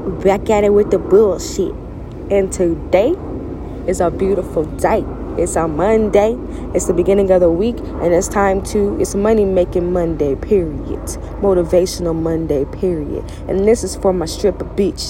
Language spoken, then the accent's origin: English; Louisiana, United States; I'm from Louisiana